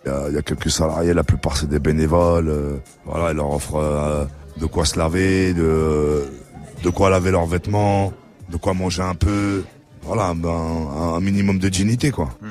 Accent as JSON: {"language": "French", "town": "Vitry-sur-Seine", "region": "Île-de-France", "country": "France", "said": "je viens de Vitry, je viens des pires quartiers de Vitry."}